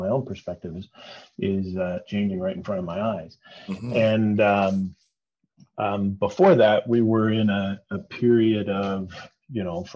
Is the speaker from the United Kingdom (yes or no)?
no; Toronto, Ontario, Canada; I'm born and raised in Toronto. I've lived here almost my whole life